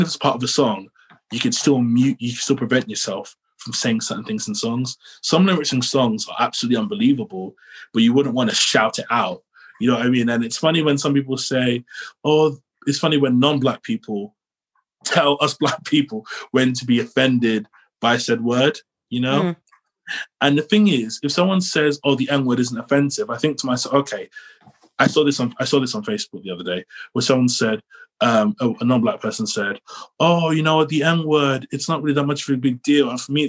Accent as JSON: {"language": "English", "region": "London", "country": "United Kingdom", "tie": "born there", "said": "It's like, well, I was born in London. So, you know, I could just go back to London, but the journey is a pain."}